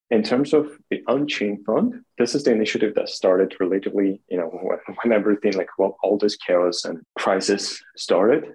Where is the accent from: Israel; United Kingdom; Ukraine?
Ukraine; Kharkiv, Kharkiv Oblast; born or raised there; now in Kyiv, Ukraine